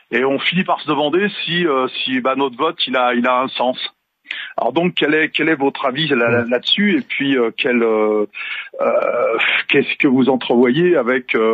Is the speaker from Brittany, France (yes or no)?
no; Paris, Île-de-France, France; born or raised there; now in Dordogne, France